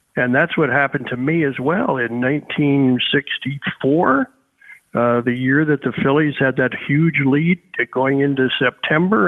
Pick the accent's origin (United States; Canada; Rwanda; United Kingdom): United States; Wilmington, Delaware; I grew up in the Philadelphia area, Wilmington, Delaware.